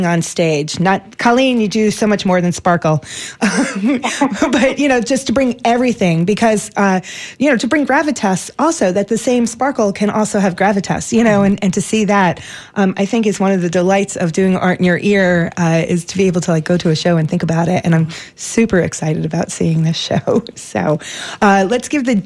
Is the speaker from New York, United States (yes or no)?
yes; New York City, New York, United States; I grew up in New York City